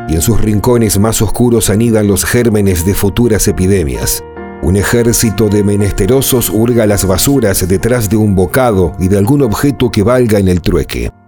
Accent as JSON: {"language": "Spanish", "country": "Argentina", "tie": "born or raised there", "said": "Mi país natal, Argentina"}